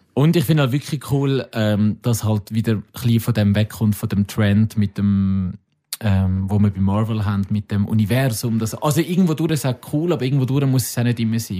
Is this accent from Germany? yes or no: no; Switzerland; Wir sind Schweizer